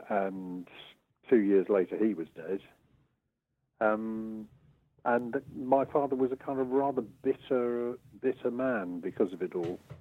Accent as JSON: {"language": "English", "town": "Brighton and Hove", "region": "South East England", "country": "United Kingdom", "tie": "born or raised there", "said": "growing up in Brighton and Hove"}